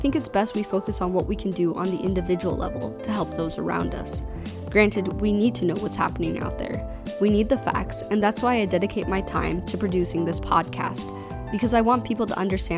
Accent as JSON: {"language": "English", "country": "United States", "said": "as an American"}